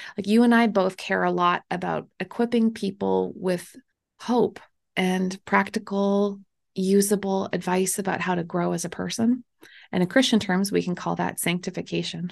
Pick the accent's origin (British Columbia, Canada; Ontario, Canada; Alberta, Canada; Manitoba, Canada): Manitoba, Canada; I'm Canadian and I'm from the very middle, the part that nobody goes